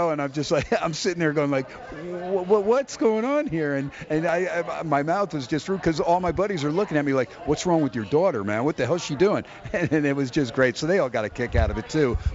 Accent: East Coast, United States; now in Las Vegas, United States; both of us growing up on the East Coast

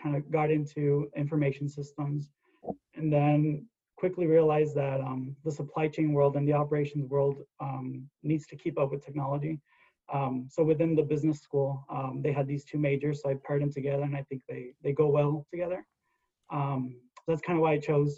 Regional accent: West Texas, United States; I'm from West Texas

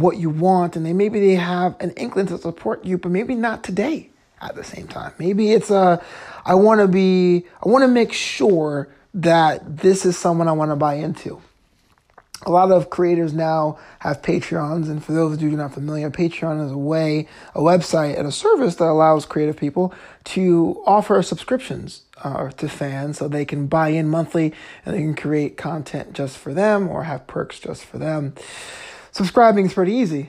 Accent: New York, United States; now in Los Angeles, United States; I'm from New York

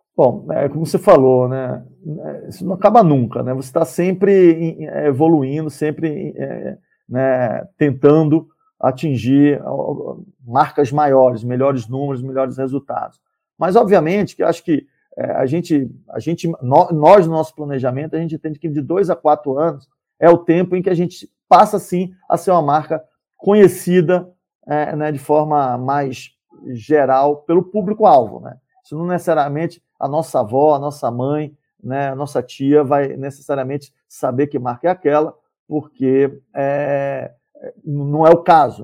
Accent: Salvador, Bahia, Brazil; moved away; nasci e fui criado em Salvador

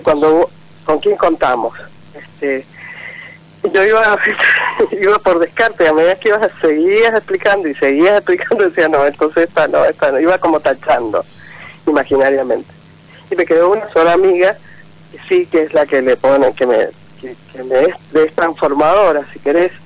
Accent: Mendoza, Argentina; Soy de Mendoza

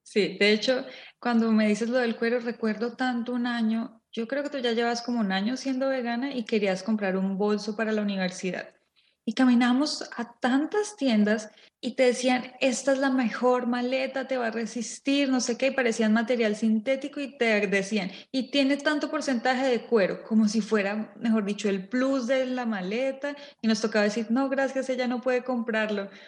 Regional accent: Colombia; moved away; venimos de Colombia

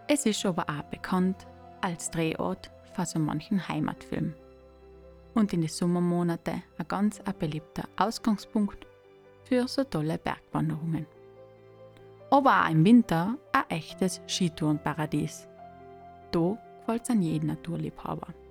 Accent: South Tyrol, Trentino-Alto Adige, Italy; now in East Tyrol, Austria; ich als Südtirolerin in Osttirol bin und ganz nachend auf der Grenze lebe

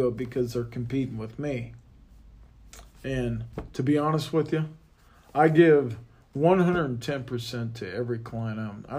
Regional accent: Midwest, United States; I mean, without being raised the way I was raised from the Midwest and from my dad, you know, I learned a lot from him.

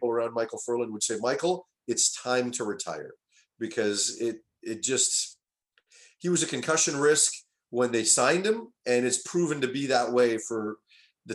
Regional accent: Vancouver, British Columbia, Canada; it is my hometown.

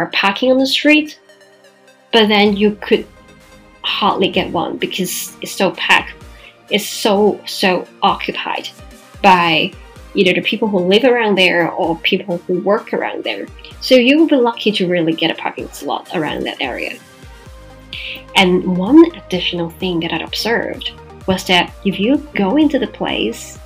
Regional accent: Macau; my own real estate company in my hometown Macau

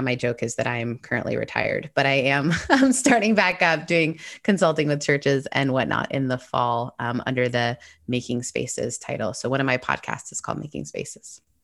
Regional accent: an hour and a half north of Toronto, Ontario, Canada; I grew up in Canada. Uh, my mom's British, my dad's Canadian, and I grew up an hour and a half north of Toronto

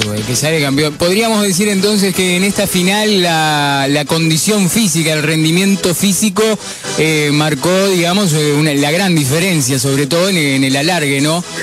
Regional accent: Uruguay; nosotros que, que somos uruguayos

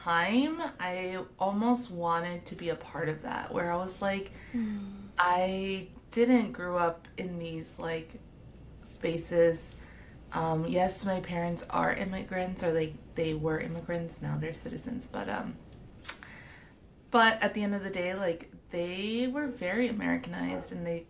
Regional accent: Hawthorne, California, United States; I grew up in Hawthorne

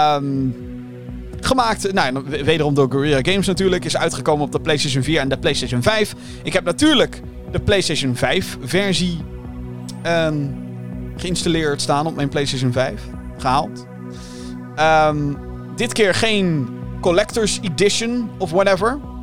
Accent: Netherlands; Ik blijf wel een Hollander

